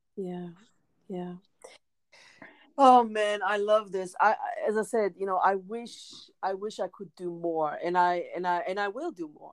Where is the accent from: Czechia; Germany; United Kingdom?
Germany; I was born and raised in Germany